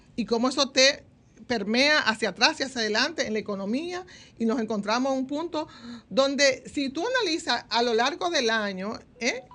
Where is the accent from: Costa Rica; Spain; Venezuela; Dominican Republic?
Dominican Republic